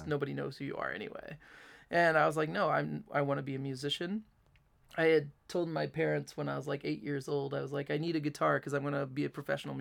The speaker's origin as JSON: {"language": "English", "town": "Delphos", "region": "Ohio", "country": "United States", "tie": "born or raised there", "moved": "yes", "lives_now": "Fort Wayne, United States", "said": "in Ohio, like in the town where I grew up in Delphus"}